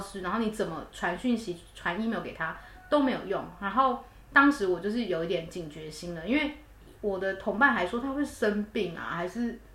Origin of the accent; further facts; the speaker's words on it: Taiwan; moved away as an adult; now in United Kingdom; 我们台湾人